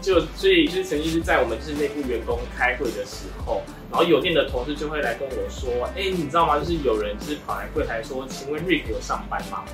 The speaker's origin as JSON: {"language": "Chinese", "region": "Kaohsiung", "country": "Taiwan", "tie": "born or raised there", "said": "其实我是在高雄的小渔村里面长大的，然后才来高雄"}